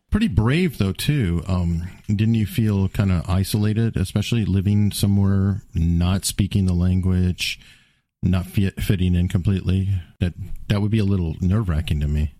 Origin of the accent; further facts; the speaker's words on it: United States; I'm an American